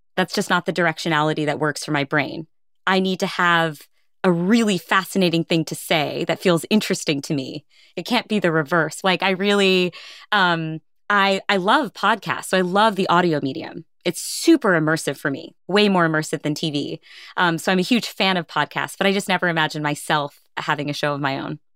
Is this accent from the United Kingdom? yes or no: no; India; I'm Indian